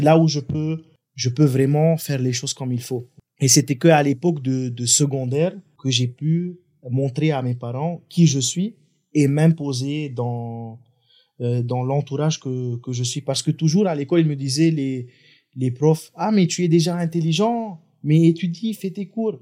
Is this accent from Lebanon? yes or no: yes; Lebanon; moved away as an adult; now in Madagascar; j'ai grandi au Liban, j'ai fait mes études au Liban.